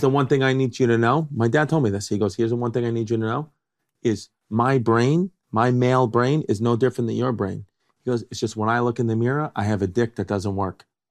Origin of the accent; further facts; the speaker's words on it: New York, United States; also born or lived in New Jersey; Growing up in New York